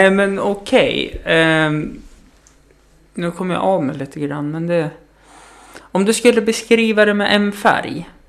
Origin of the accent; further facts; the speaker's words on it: Greece; now in Sweden; du vet att jag är inte svensk. Nej, vad sa du att du... Kallas …